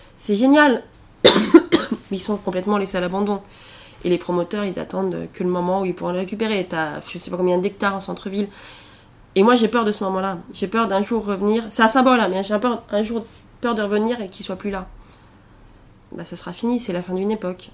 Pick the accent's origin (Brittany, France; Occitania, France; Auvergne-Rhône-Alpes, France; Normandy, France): Auvergne-Rhône-Alpes, France; Allier; moved away as an adult; also born or lived in Alexandria, Egypt; je serais bourbonnaise, parce que je viens de l'Allier et que, bon, euh, c'est j'ai quand même un rapport. Hein, j'ai passé quasiment 20 ans de ma vie là-bas